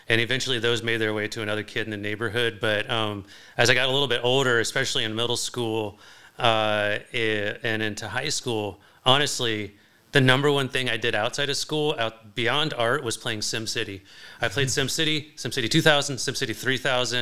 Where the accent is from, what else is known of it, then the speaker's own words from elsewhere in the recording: Tampa, Florida, United States; moved away as an adult; also born or lived in Galveston, Texas / New Orleans, Louisiana / Sarasota, Florida; now in Baltimore, United States; I was born in Galveston, Texas, and lived there as a small kid until my mom moved us to Tampa, Florida, where I graduated high school.